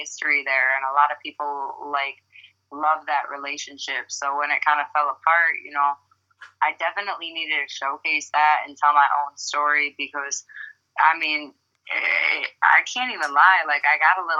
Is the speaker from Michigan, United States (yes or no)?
yes; Detroit, Michigan, United States; moved away as an adult; also born or lived in Broward County, Florida; now in Florida, United States; I moved down here about 6 years ago. I'm from Detroit, Michigan, originally.